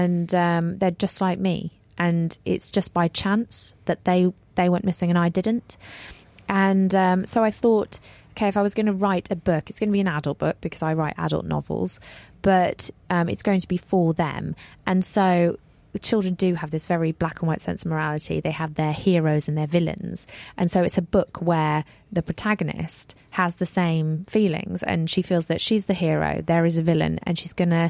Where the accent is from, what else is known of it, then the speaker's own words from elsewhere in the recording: Grimsby, Yorkshire and the Humber, United Kingdom; I'm from Grimsby, I don't have any cash and or family money